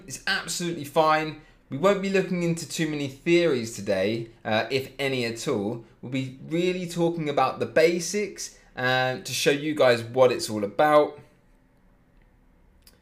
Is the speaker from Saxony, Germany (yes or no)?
yes; Leipzig, Saxony, Germany; I'm from Leipzig myself